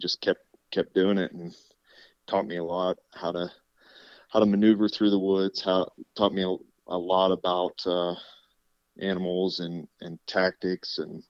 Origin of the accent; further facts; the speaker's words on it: Clearfield County, Pennsylvania, United States; I grew up here in Clearfield County and still reside about 5 miles away from where I grew up.